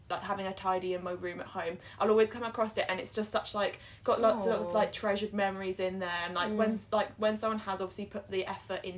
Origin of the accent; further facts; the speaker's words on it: Kent, South East England, United Kingdom; now in Sheffield, United Kingdom; I'm from Kent